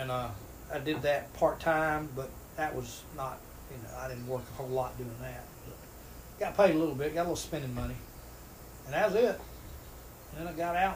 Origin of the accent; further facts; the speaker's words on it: Greenwood, South Carolina, United States; also born or lived in Belmead; I grew up in the mill village. Daddy worked for Greenwood Mills, and I grew up in Durst and Matthews Mill Village